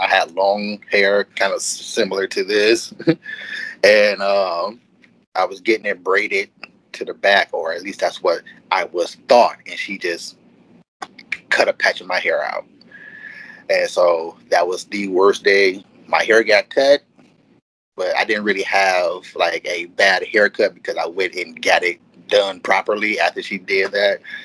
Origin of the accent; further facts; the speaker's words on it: Detroit, Michigan, United States; now in Southfield, United States; I am from Detroit, Michigan. Born and raised, I now reside in Southfield, which is across the street from Detroit